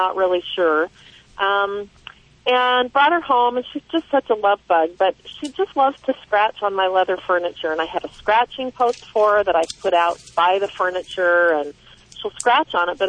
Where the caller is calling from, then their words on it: Klamath Falls, Oregon, United States; I'm from Klamath Falls, Oregon.